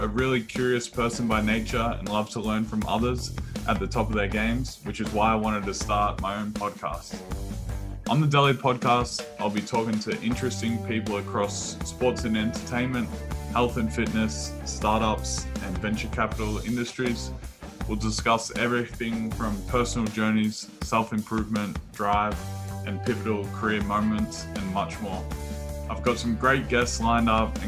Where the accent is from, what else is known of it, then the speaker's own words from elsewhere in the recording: Maryborough, Victoria, Australia; moved away as an adult; now in United States; I'm an Aussie that grew up in the small town of Maryborough, 2 hours outside of Melbourne, but I've lived in the US since my college basketball days at St. Mary's